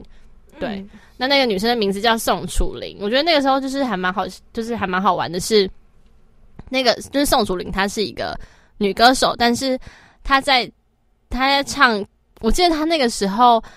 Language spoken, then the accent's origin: Chinese; Taoyuan, Taiwan; 是我家乡啊